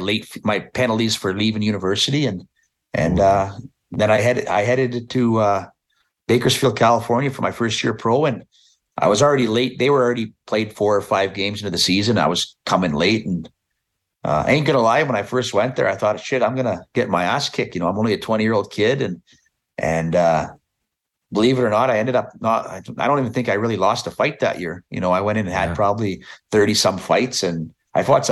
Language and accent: English; Meadow Lake, Saskatchewan, Canada; the senior team in Meadow Lake, we have, you know, seniors really big in my hometown.